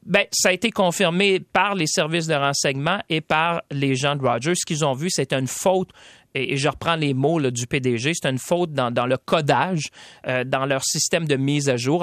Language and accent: French; Shawinigan, Quebec, Canada; je viens de, des régions de Shawinigan.